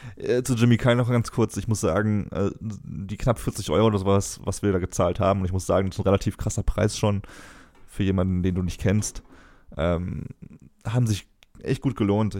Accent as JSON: {"language": "German", "town": "Cologne", "region": "North Rhine-Westphalia", "country": "Germany", "said": "muss ich als Kölner auch sagen"}